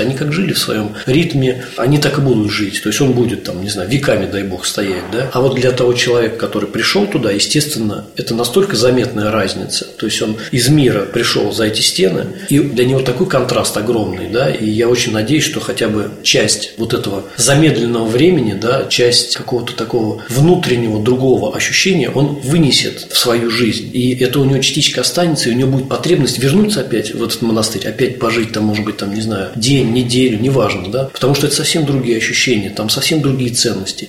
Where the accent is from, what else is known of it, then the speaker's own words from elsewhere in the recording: Vladimir, Vladimir Oblast, Russia; я вообще сам из Владимира